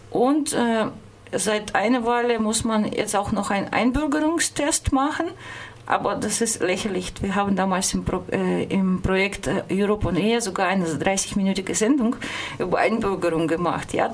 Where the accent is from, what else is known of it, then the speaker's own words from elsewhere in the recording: Russia; German is a second language; moved away as an adult; now in Germany; das ist meine Heimat, meine Familie, meine Freunde sind in Russland